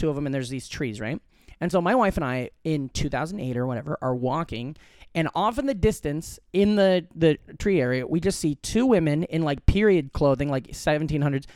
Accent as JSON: {"language": "English", "town": "Glenwood", "region": "Iowa", "country": "United States", "tie": "born or raised there", "moved": "yes", "said": "in my hometown in Glenwood, Iowa"}